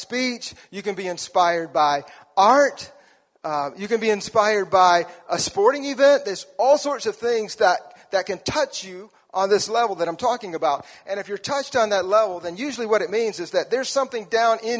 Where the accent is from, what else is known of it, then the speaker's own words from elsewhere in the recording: South Alabama, United States; moved away; I grew up in South Alabama, which means we did not have hockey